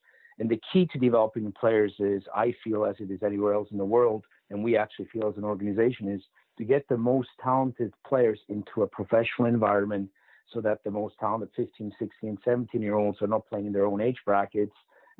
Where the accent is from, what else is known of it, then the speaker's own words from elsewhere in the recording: Switzerland; moved away; also born or lived in Orange County; growing up in Switzerland